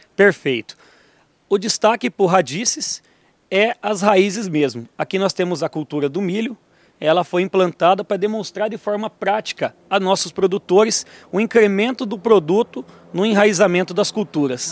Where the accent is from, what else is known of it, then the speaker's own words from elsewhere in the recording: Brazil; also born or lived in Toledo; Eu nasci em Tupanci